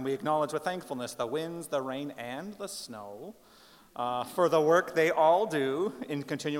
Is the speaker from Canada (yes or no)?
yes; Tyendinaga Mohawk Territory, Ontario, Canada; I am Mohawk from the Tainanega Mohawk Territory, and I teach our language here at Queen's University.